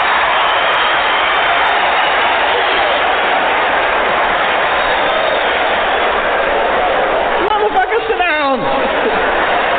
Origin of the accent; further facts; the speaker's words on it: Peoria, Illinois, United States; I'm not a New Yorker. My home's in Peoria, Illinois.